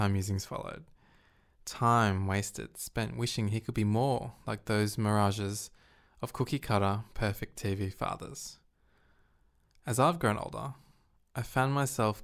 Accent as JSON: {"language": "English", "country": "Australia", "said": "I'm an Australian guy who happens to have Asian heritage, Hong Konger"}